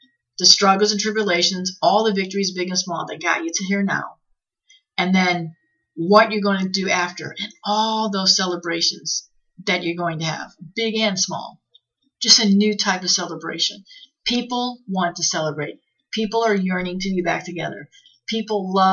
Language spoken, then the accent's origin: English; Midwest, United States; moved away; I'm from the Midwest